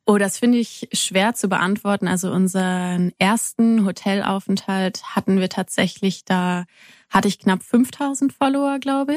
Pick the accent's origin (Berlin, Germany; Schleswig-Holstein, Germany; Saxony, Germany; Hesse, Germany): Hesse, Germany; near Kassel; now in Freiburg, Germany; ich komme aus der Nähe von Kassel